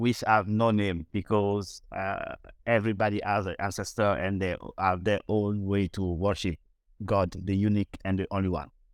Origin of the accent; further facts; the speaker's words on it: Bobo-Dioulasso, Hauts-Bassins, Burkina Faso; now in United States; I came from Bobo tribe, and my city is Bobo Dioulasso in actual Burkina Faso.